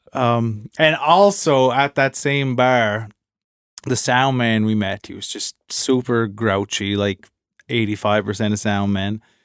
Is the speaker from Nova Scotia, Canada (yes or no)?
yes; Inverness, Nova Scotia, Canada; moved away; in my hometown in Inverness at the, the Arts Center